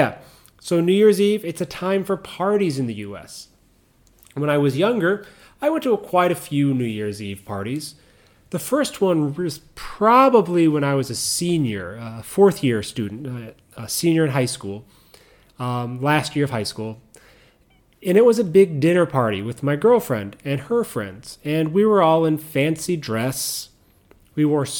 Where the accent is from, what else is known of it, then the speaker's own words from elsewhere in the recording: Chicago, Illinois, United States; Chicago, my hometown, whatever, if you'll call it my hometown